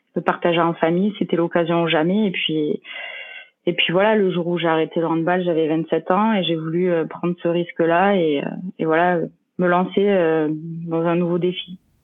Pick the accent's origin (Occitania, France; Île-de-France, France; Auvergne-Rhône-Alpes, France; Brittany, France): Occitania, France; Mende; moved away as an adult; now in Vichy, France; je suis originaire de mende en euh, j'ai 30 ans